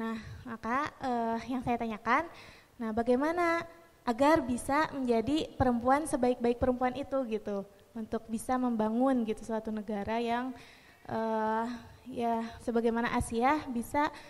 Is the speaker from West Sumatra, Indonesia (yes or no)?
no; Bandung, West Java, Indonesia; dari Bandung e, mau bertanya.